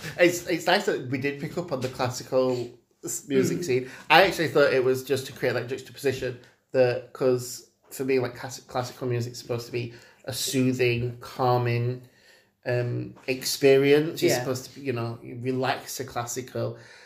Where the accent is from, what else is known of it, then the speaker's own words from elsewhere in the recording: Sheffield, Yorkshire and the Humber, United Kingdom; we're from Parson Cross.